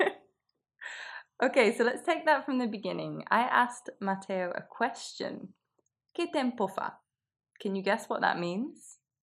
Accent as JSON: {"language": "English", "region": "England", "country": "United Kingdom", "moved": "yes", "lives_now": "Milan, Italy", "said": "we English"}